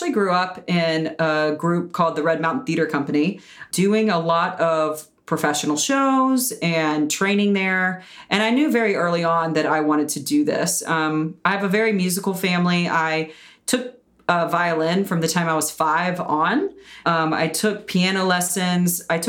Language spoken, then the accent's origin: English; Birmingham, Alabama, United States; Yeah, I'm originally from Birmingham, Alabama. So I grew up doing theater there.